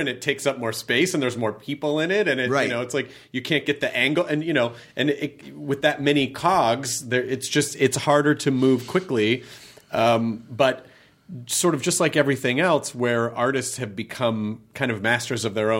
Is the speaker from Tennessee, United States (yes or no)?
yes; Memphis, Tennessee, United States; but you know, I grew up in Memphis